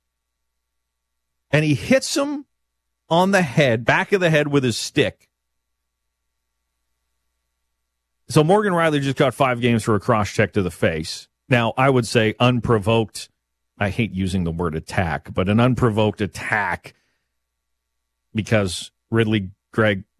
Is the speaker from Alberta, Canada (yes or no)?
no; Lumsden, Saskatchewan, Canada; My hometown of Lumsden